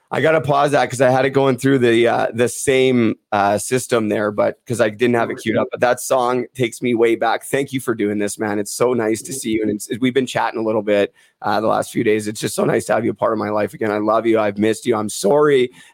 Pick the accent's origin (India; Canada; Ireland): Canada; Port Coquitlam, British Columbia; Dale Lupel from Port Coquitlam, my hometown.